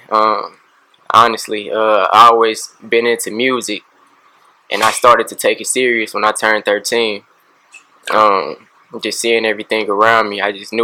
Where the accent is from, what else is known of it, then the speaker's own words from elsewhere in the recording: St. Louis, Missouri, United States; I grew up on the south side, State Street, one of the worst parts of St. Louis